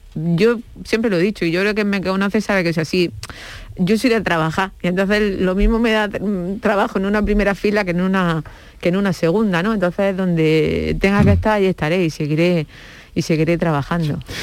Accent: Andalusia, Spain; como ciudadana andaluza

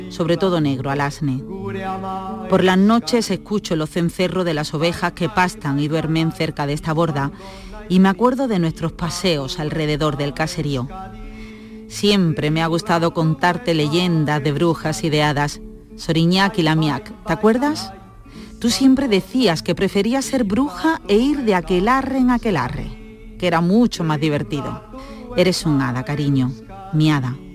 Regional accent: Basque Country, Spain; mucha épica de lo diferentes que somos los vascos, tan antiguos, tan ancestrales, perdidos en la noche de los tiempos.

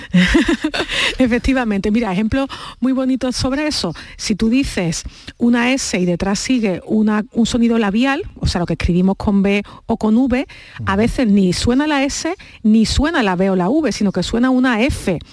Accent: Andalusia, Spain; Nosotros no somos unos glotófagos los andaluces

